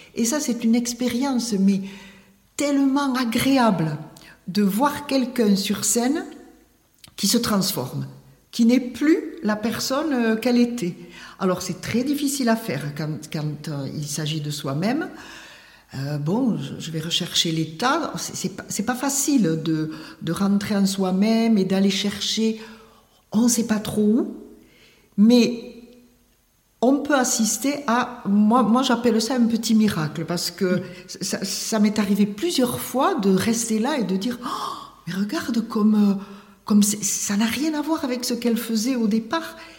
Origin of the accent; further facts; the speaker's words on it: Tarbes, Occitania, France; je suis née à Tarbes et j'ai travaillé à Tarbes